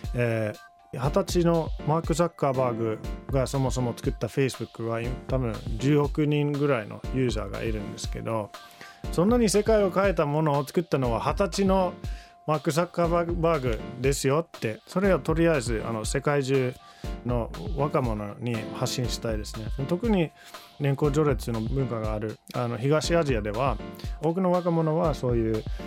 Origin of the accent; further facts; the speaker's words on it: Finland; Japanese is a second language; moved away as an adult; now in Japan; 自分はフィンランド人として500万人のフィンランドで育ってきました